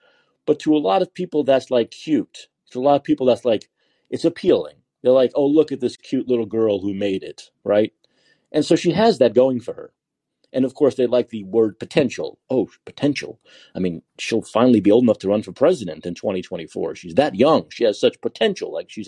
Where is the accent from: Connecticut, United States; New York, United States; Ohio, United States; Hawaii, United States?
New York, United States; moved away as an adult; now in San Francisco, United States; I'm from New York. I live in San Francisco now.